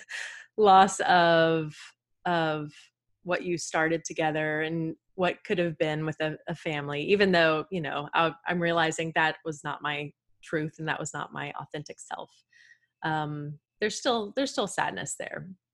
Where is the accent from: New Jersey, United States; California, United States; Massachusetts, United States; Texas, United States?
Texas, United States; I am from the good old state of Texas